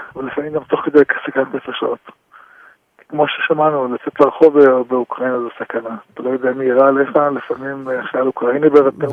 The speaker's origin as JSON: {"language": "Hebrew", "country": "Israel", "tie": "born or raised there", "said": "אנחנו גרים פה בארץ ישראל, נולדנו בארץ ישראל"}